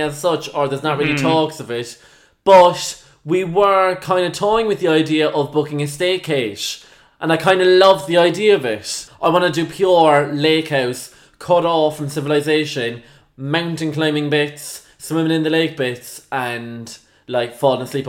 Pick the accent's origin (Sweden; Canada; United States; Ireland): Ireland; we're Irish